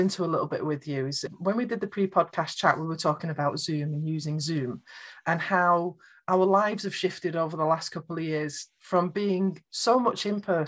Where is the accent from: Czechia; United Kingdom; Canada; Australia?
United Kingdom; I'm British